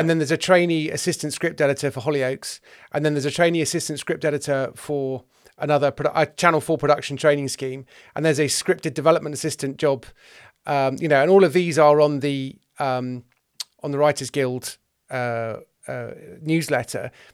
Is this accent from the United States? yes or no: no; West Country, South West England, United Kingdom; I'm from the West Country, and we were an EastEnders household